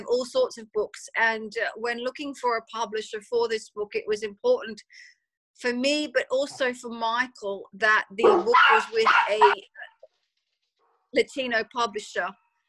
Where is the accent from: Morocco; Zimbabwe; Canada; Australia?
Australia; moved away as an adult; now in London, United Kingdom; I grew up in Australia, if you can't pick the accent. I lived there until about 20 or so years ago, and I moved to London.